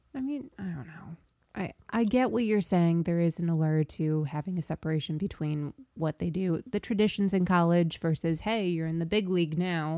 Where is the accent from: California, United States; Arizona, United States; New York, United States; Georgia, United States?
New York, United States; I'm a New Yorker